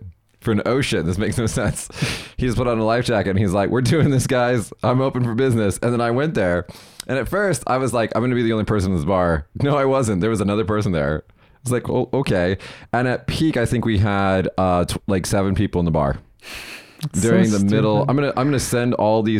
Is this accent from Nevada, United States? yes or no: yes; Las Vegas, Nevada, United States; now in Kagoshima, Japan; Where I'm from in Vegas, we have two seasons